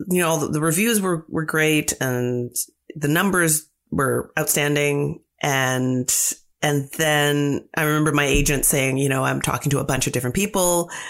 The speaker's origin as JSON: {"language": "English", "town": "London", "region": "Ontario", "country": "Canada", "tie": "born or raised there", "said": "It was great. I mean, it was London. London is very pretty. It's called the Forest City."}